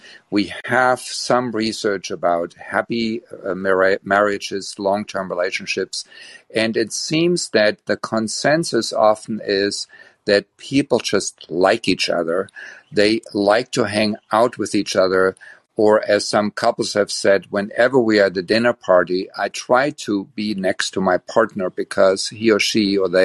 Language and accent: English; Germany; English is a second language; moved away as an adult; now in Berkeley, United States; as you can probably hear from my slight accent, I am from Germany, and I got my education as a psychologist in Germany. And this June, it is 40 years that I immigrated to United States